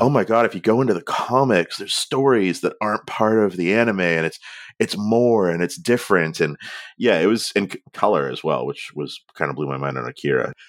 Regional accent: Canada; accent: Canadian; my Canadian accent where we only have, like, the most nasal vowels

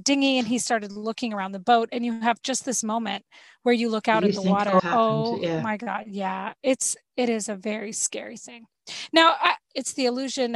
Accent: Florida, United States; We're from Florida. We're used to having sea creatures in our backyard

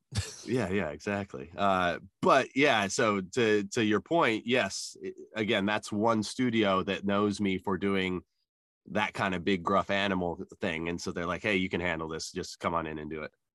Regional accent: Albuquerque, New Mexico, United States; growing up in New Mexico, there was a lot of Native American and a lot of uh, Hispanic culture around me

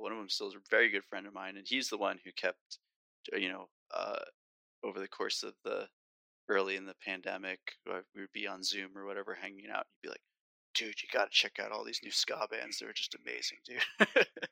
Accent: New Jersey, United States; I grew up in North Jersey

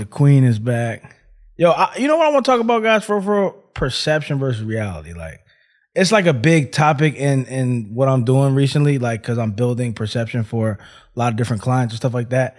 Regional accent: Philadelphia, Pennsylvania, United States; moved away; I'm from Philly

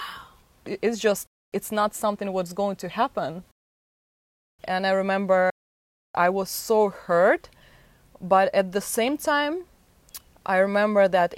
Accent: Moscow, Russia; moved away; I'm from Moscow, Russia, and my childhood was something what actually made me think that I want more.

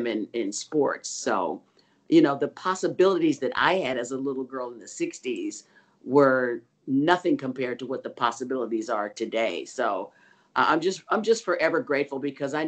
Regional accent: Oakland, California, United States; I was born in Oakland, grew up in the Bay Area

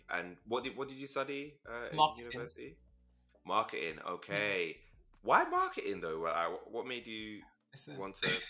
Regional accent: London, United Kingdom; I'm from South. I've lived in South my whole life.

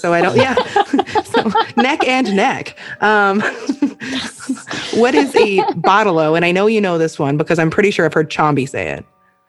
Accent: Australia; moved away; I'm still Australian.

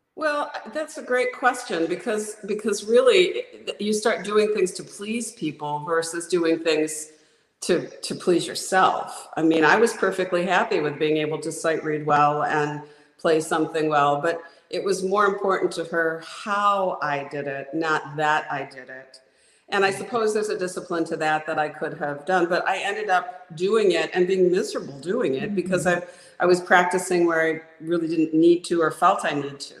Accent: Oregon, United States; moved away; I was born in Oregon

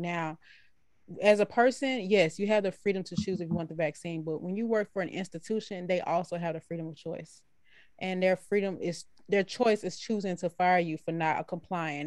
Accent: United States; I'm American

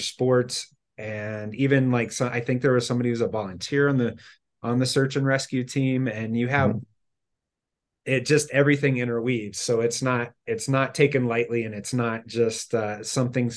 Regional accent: Denver, Colorado, United States; moved away; we're from Denver originally

